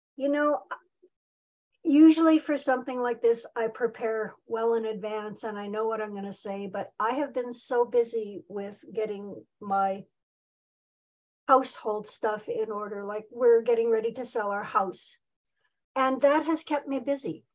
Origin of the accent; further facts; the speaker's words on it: Saskatoon, Saskatchewan, Canada; moved away as an adult; also born or lived in Nelson, British Columbia; now in near Nelson, Canada; was back in Saskatoon.